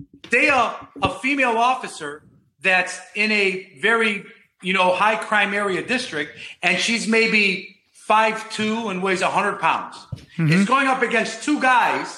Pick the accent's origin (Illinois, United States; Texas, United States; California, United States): Illinois, United States; Chicago; moved away as an adult; now in Florida, United States; I grew up in Chicago. I went to Gordon Tech High School